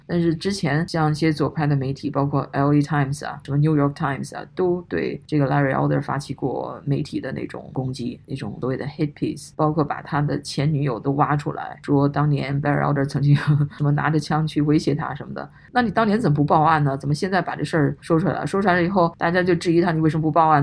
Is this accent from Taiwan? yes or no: no; China; now in United States; 我们在中国大陆长大的